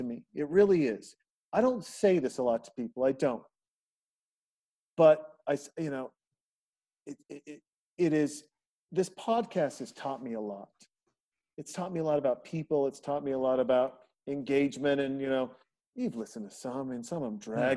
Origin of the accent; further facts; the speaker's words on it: Montana, United States; I'm a kid from Montana. I made my own bullets to go shoot deer